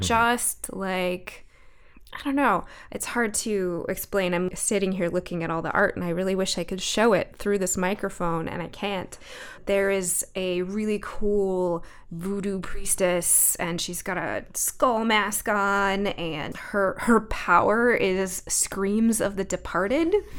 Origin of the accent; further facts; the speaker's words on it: Alaska, United States; So I grew up in Alaska